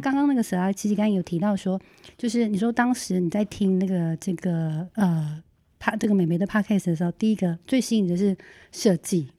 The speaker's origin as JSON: {"language": "Chinese", "area": "Hualien-Taitung", "region": "eastern Taiwan", "country": "Taiwan", "said": "呃，我是花东的布农族"}